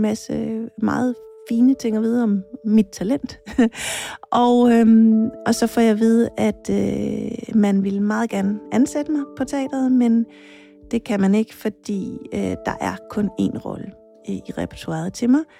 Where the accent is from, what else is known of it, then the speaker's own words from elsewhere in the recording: Jutland, Denmark; jeg er født altså helt bogstaveligt på en mark i Jylland